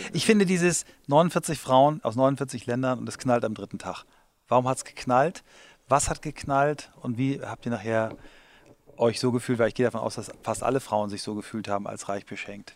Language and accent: German; Germany; ich als Deutscher